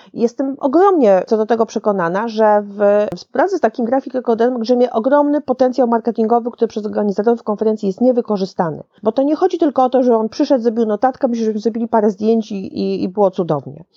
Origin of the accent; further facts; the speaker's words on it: Szczecin, West Pomeranian Voivodeship, Poland; now in Warsaw, Poland; w Szczecinie rzadko, bo rzadko, ale też bywam w końcu, to prawie, że moje rodzinne miasto